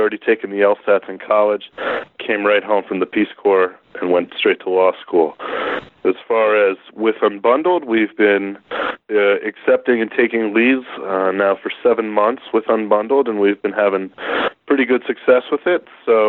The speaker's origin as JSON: {"language": "English", "region": "Northern New Jersey", "country": "United States", "said": "I'm from Northern New Jersey."}